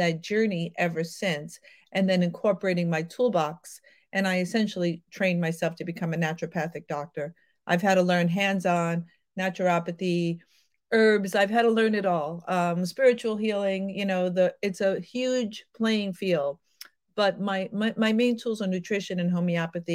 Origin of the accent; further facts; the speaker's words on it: New York, United States; I'm from New York, the city of troglodytes and backward medicine